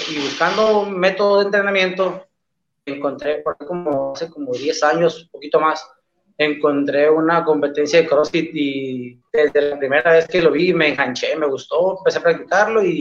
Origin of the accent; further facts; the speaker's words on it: Los Mochis, Sinaloa, Mexico; Yo soy de los Mochis, Sinaloa, eh, acá para el norte, crossfitero del norte, de Sinaloa.